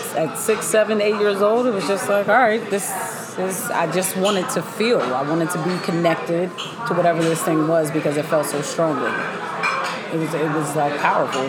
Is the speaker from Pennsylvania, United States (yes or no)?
yes; Pittsburgh, Pennsylvania, United States; we lived in Cedar Ridge Apartments in Laurelville, PA. I'm from Pittsburgh